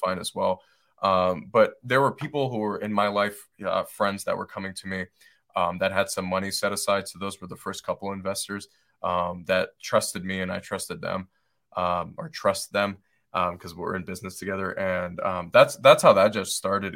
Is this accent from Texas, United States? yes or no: no; Detroit, Michigan, United States; moved away as an adult; now in Asheville, United States; where I grew up, where I grew up in Detroit, Michigan